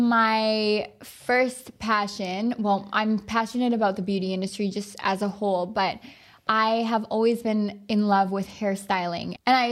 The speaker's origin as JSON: {"language": "English", "town": "Dildo", "region": "Newfoundland and Labrador", "country": "Canada", "tie": "born or raised there", "said": "Carson was actually working in my hometown in Newfoundland."}